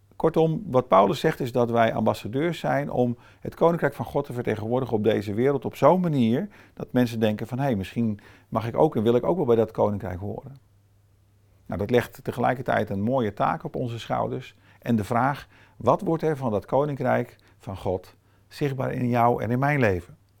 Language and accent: Dutch; Brazil; now in Netherlands; Met mijn eh, toch semi-allochtone achtergrond, opgegroeid in Brazilië